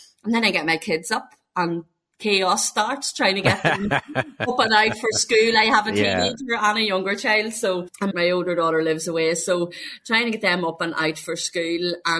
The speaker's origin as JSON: {"language": "English", "country": "Ireland", "said": "I am from Ireland."}